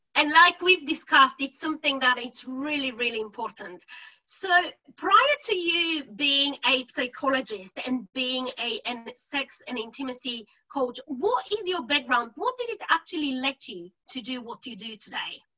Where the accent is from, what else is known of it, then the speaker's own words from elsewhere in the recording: Bulgaria; now in United Kingdom; I'm originally from Bulgaria and I've lived now um, in the UK for over 15 years.